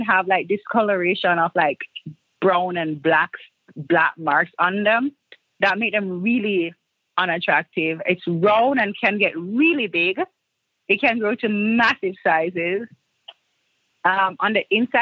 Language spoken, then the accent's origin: English; Jamaica; now in New York, United States; In Jamaica, we just call it the ugly fruit